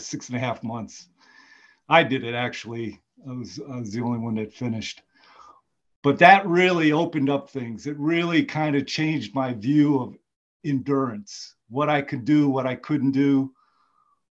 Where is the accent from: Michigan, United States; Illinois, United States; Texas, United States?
Michigan, United States; moved away as an adult; now in Georgia, United States; I grew up in Michigan